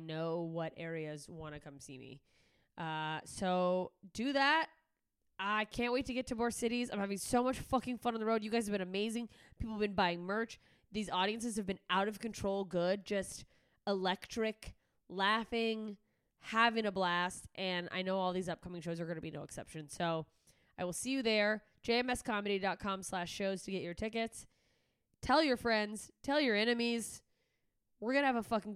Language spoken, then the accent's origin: English; Alaska, United States; moved away; I am headed up to my home state of Alaska